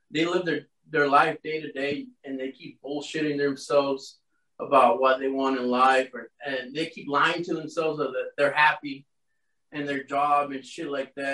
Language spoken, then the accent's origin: English; Miami, Florida, United States